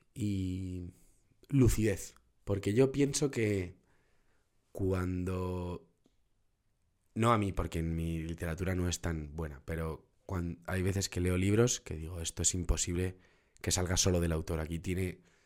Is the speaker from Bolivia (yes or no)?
no; Madrid, Community of Madrid, Spain; Nací en Madrid y soy muy, muy madraca, tío, muy madraca